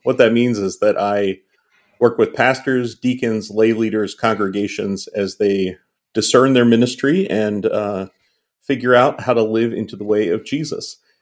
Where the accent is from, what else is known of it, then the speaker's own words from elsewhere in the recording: Western Pennsylvania, United States; we are two middle-aged cis het white guys who were both born and raised in Western Pennsylvania